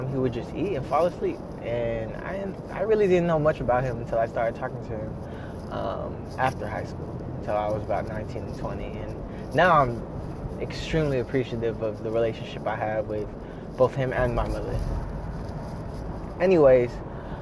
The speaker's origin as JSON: {"language": "English", "town": "Pittsburg", "region": "California", "country": "United States", "tie": "born or raised there", "also_born_or_lived": "Philippines", "said": "we settled in Pittsburgh, California. And I grew up there and was raised there all my life, up until the point of high school and graduating"}